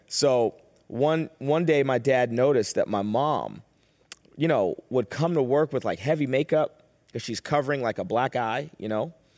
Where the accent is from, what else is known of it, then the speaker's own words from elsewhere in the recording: Boston, Massachusetts, United States; I was born and raised in Boston